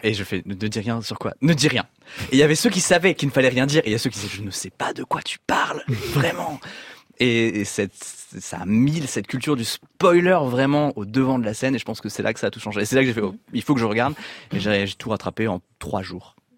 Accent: Brittany, France; je suis breton

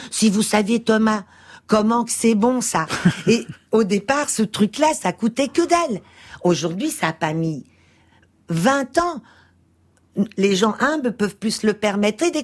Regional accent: Portugal; born there; moved away; Je suis née au Portugal. Je suis une immigrée mmh. portugaise avec aussi ce que ça veut dire d'une famille de de 68 arts

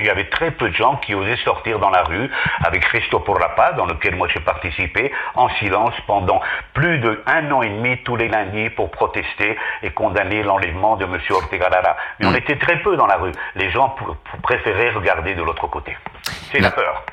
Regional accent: Paris, Île-de-France, France; also born or lived in Basque Country, Spain; now in Spain; je proviens de l'exil, je suis né à Paris, mes parents étaient exilés du franquisme

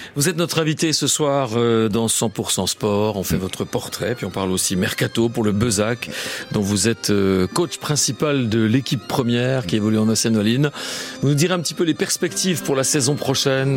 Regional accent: Besançon, Bourgogne-Franche-Comté, France; je suis de Montrapon

